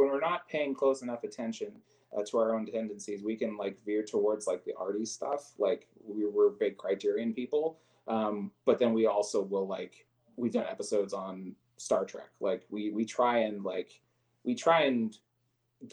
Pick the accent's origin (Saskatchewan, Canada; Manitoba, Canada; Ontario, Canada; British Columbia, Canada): Saskatchewan, Canada; Regina; now in Calgary, Canada; my hometown, the Saskatchewan